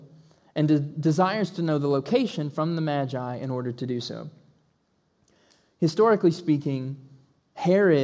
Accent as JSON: {"language": "English", "region": "the South", "country": "United States", "accent": "southern", "said": "in my southern accent"}